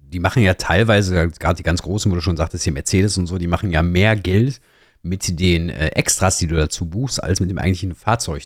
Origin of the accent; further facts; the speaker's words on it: Ruhr area, North Rhine-Westphalia, Germany; komme aus dem, aus dem Pott, ne? wie man auch unschwer hört, glaube ich, so ein bisschen